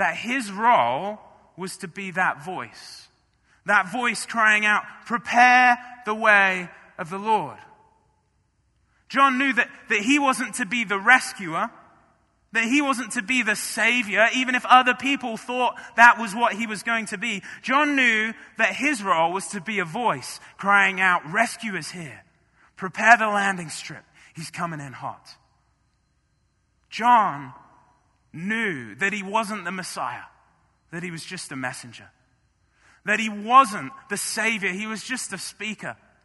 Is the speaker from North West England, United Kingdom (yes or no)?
no; Marlow, South East England, United Kingdom; moved away as an adult; now in United States; in my home church, in my hometown of Marlow